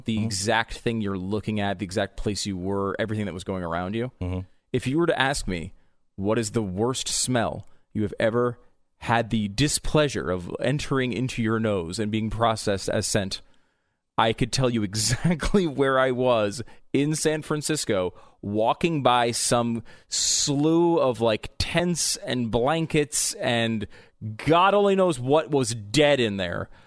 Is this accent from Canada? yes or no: yes; Canada; a Canadian sports celebrity